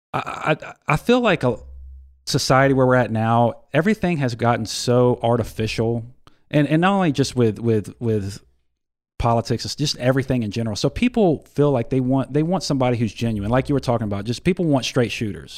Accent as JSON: {"language": "English", "town": "Ocean Springs", "region": "Mississippi", "country": "United States", "tie": "born or raised there", "said": "serving my hometown"}